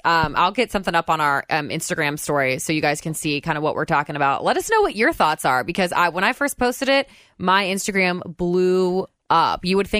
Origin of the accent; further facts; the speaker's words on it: Indiana, United States; we were born and raised in Indiana